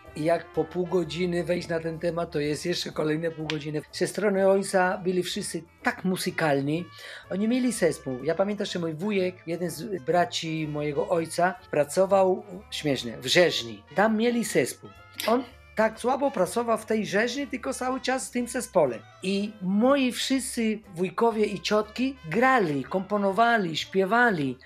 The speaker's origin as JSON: {"language": "Polish", "region": "Havana", "country": "Cuba", "tie": "born or raised there", "also_born_or_lived": "Łódź, Poland / Wrocław, Poland", "second_language": "Polish", "moved": "as an adult", "lives_now": "Poland", "said": "po ukończeniu, e, szkoły średniej muzycznej w Hawanie"}